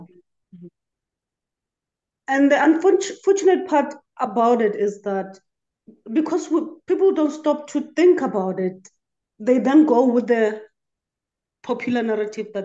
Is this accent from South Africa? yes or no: yes; South Africa; I'm from South Africa.